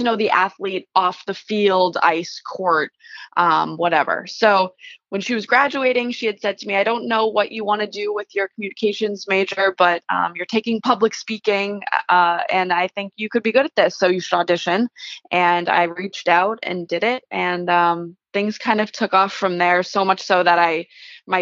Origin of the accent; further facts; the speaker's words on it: Lowell, Massachusetts, United States; I grew up in Lowell. My parents are both from Lowell.